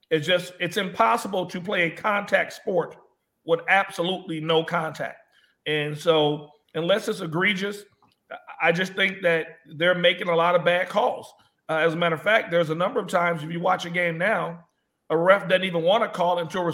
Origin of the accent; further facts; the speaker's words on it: Los Angeles, California, United States; I'm from Los Angeles